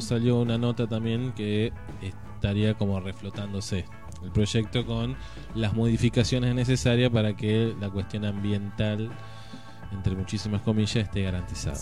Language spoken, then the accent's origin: Spanish; Argentina